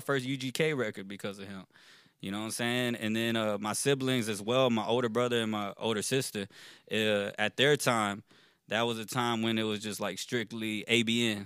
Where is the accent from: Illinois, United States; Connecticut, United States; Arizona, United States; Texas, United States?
Texas, United States; Richmond; also born or lived in Rosenberg, Texas; Born and raised in Richmond, Texas